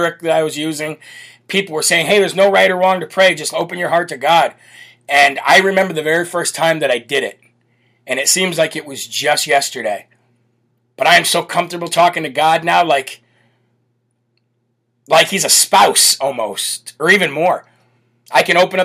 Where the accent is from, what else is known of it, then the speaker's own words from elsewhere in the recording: Illinois, United States; moved away; the state of Illinois, my home state. born and grew up in the state of Illinois